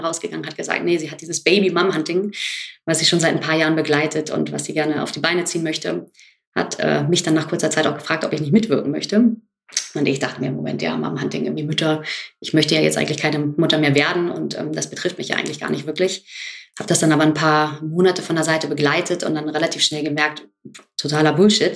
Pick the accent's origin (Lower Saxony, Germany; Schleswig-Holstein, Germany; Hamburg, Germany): Hamburg, Germany; Ich bin genau wie Virginia in Hamburg aufgewachsen